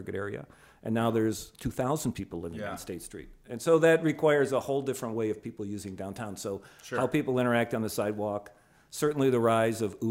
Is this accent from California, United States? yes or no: no; Buffalo, New York, United States; moved away as an adult; also born or lived in Spokane / Pittsburgh; now in Chicago, United States; my hometown of Buffalo, New York